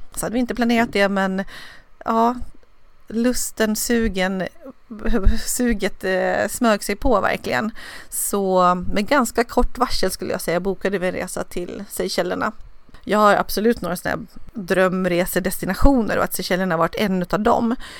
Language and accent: Swedish; Dalarna County, Sweden; now in Nacka, Sweden